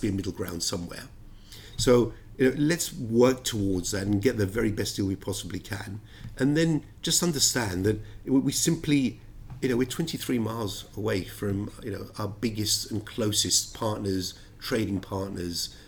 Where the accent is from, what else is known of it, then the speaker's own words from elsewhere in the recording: London, United Kingdom; also born or lived in Cyprus; I was born in Cyprus, uh, I've always been a Londoner, and uh, the United Kingdom is very much my home